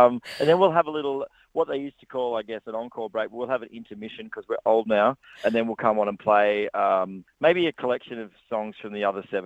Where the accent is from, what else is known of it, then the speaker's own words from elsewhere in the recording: Australia; I'm from regional Australia, so you guys are my peoples. I grew up in a small town